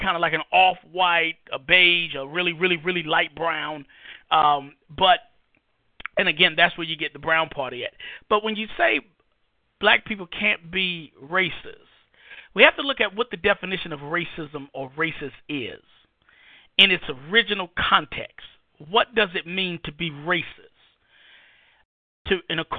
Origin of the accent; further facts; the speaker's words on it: New York City, New York, United States; moved away as an adult; also born or lived in Iraq; now in North Carolina, United States; I grew up in Harlem, New York City.